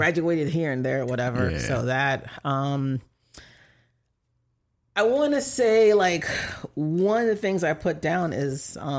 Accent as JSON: {"language": "English", "country": "Jamaica", "moved": "yes", "said": "people can't really believe when I say I'm from Jamaica because my speech"}